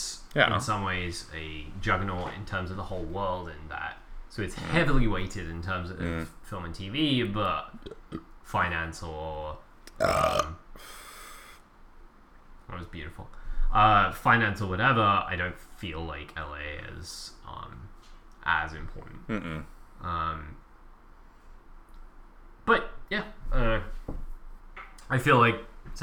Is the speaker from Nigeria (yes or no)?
no; England, United Kingdom; moved away; growing up in England